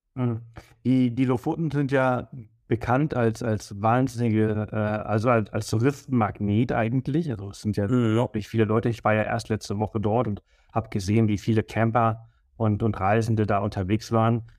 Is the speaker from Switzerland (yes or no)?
no; Mallorca, Balearic Islands, Spain; also born or lived in Berlin, Germany; now in Garmisch-Partenkirchen, Germany; ich komme ja aus Mallorca und ich bin die Sonne wirklich gewohnt, also ich bin ja. aufgewachsen